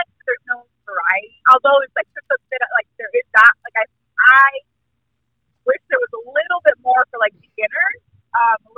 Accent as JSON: {"language": "English", "region": "Southern California", "country": "United States", "moved": "as an adult", "lives_now": "Topeka, United States", "said": "I am originally from Southern California, currently in Kansas, Topeka, Kansas"}